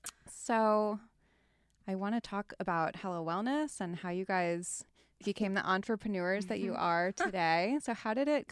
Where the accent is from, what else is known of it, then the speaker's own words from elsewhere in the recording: East Coast, United States; moved away; I grew up on the East Coast